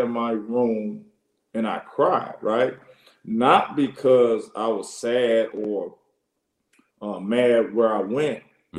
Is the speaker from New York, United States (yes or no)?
no; Jackson, Mississippi, United States; moved away as an adult; also born or lived in Alabama / Tuscaloosa, Alabama / Salt Lake City, Utah; I grew up in Mississippi, obviously, but I spent a lot of time in Alabama